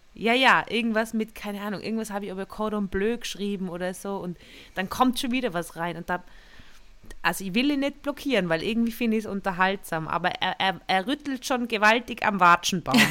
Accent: Tyrol, Austria; moved away; in Tirol, da wo ich aufgewachsen bin

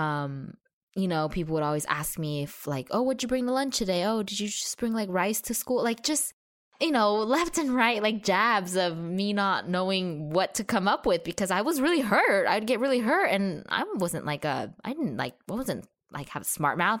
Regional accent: Arcadia, California, United States; also born or lived in Brazil / Orange County, California; I did mainly grow up in Arcadia, California, which is close to Pasadena

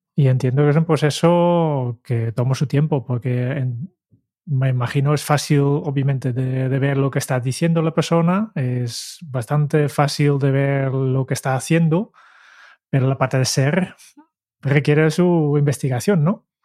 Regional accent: Netherlands; como holandés

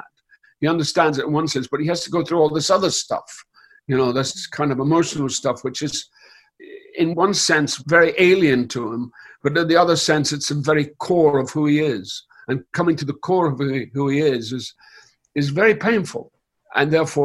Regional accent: Scotland, United Kingdom; moved away as an adult; I was brought in from Scotland

